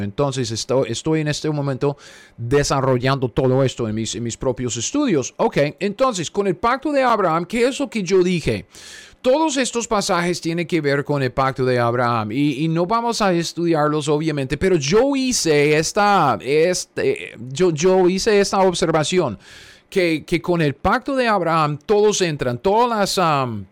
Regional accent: United States; yo soy un gringo cualquiera

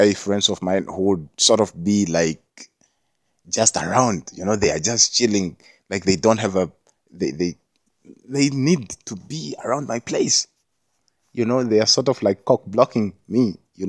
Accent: Jamaica; being Jamaican

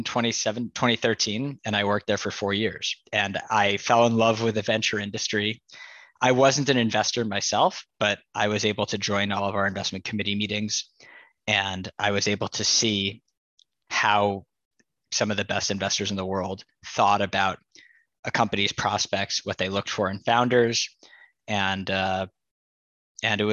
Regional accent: New York, United States; I grew up in New York

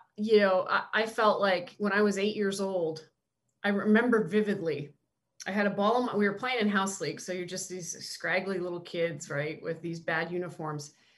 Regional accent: Canada; moved away; growing up in Canada, I was such a Blue Jays fan

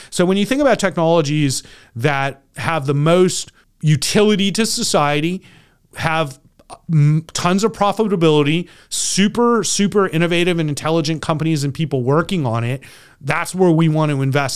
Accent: California, United States; I'm from California

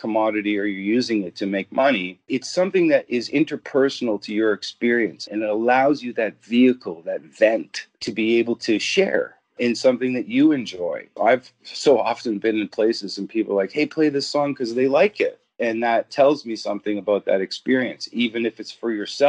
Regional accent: Ontario, Canada; I'm a Canadian, born, bred, and raised

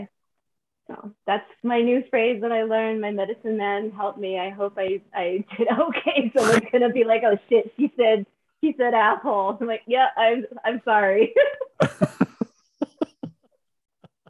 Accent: Santa Fe, New Mexico, United States; I was born and raised in Santa Fe, New Mexico, and I'm an actor.

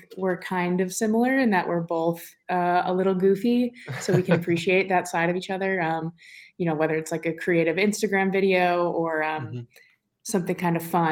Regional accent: New York City, New York, United States; moved away as an adult; also born or lived in Boston; I'm from New York, New York, right in Manhattan

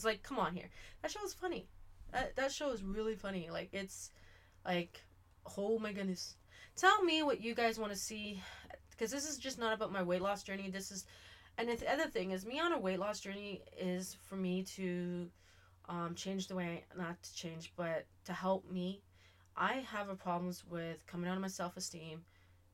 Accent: Canada; I'm Canadian

